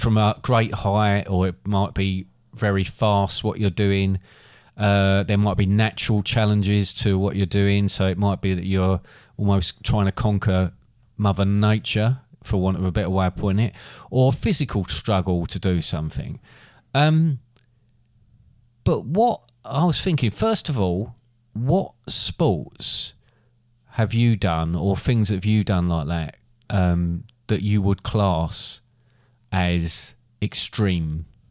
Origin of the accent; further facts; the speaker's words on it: England, United Kingdom; being English